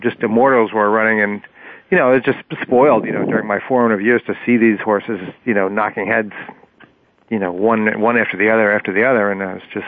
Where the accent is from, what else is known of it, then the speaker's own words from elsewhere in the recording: New York City, New York, United States; Well, I grew up on the Upper West Side of Manhattan, and it was kind of a magical time.